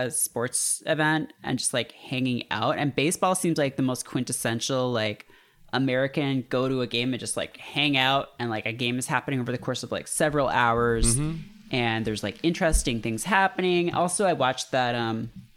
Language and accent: English; Hamilton, Ontario, Canada; my hometown, we did actually have a CFL team. We had the Hamilton Tiger Cats